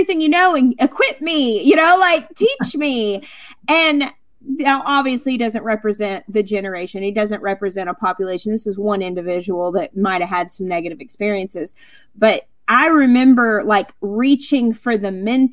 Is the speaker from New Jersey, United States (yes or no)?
no; Arkansas, United States; I grew up in Arkansas, which is called the natural state